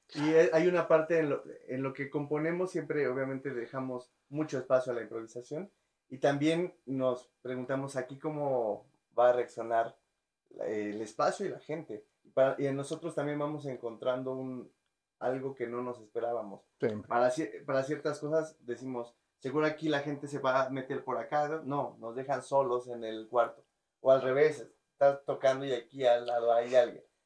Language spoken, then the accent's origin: Spanish; Ecatepec, State of Mexico, Mexico; Yo nací y crecí en Ecatepec.